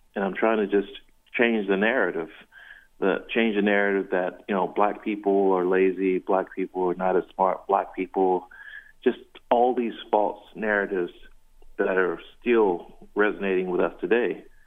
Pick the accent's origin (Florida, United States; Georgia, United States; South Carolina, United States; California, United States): South Carolina, United States; growing up in the South, I grew up in South Carolina